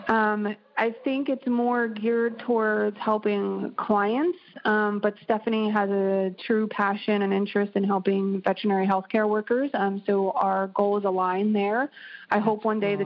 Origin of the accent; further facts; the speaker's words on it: East Coast, United States; now in Pacific Northwest, United States; I am originally from the East Coast